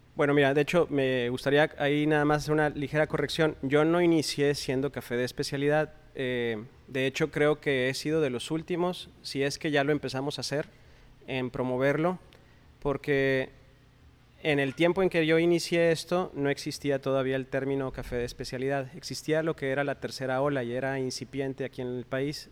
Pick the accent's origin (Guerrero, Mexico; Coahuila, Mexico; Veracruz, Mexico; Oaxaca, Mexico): Coahuila, Mexico; now in Monterrey, Mexico; soy originario de Coahuila